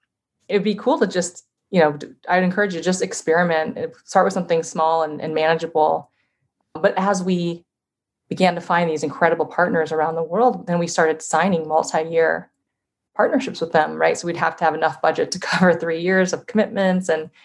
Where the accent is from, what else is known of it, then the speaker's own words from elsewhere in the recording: Iowa, United States; born there; I was born in Iowa originally. I have family there. I have family in Chicago.